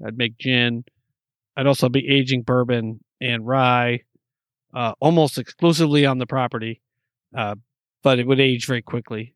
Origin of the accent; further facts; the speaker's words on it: New York, United States; I'm from New York